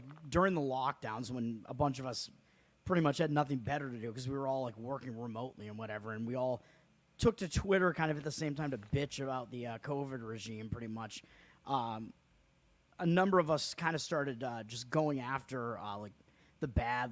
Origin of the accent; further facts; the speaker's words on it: Massachusetts, United States; Massachusetts convention because it is my home state